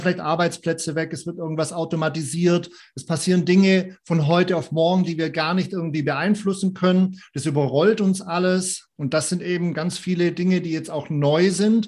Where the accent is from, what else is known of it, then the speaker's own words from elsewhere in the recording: Southern Germany, Germany; moved away; ich komme ursprünglich aus Süddeutschland